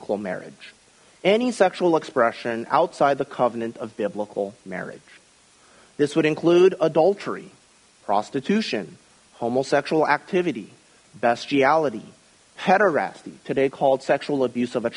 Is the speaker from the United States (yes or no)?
yes; Midwest, United States; When I was a young child growing up in the Midwest during the 1980s